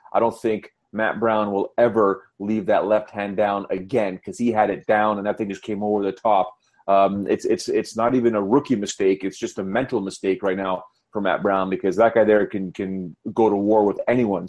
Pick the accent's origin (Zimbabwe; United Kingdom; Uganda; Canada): Canada; I'm Canadian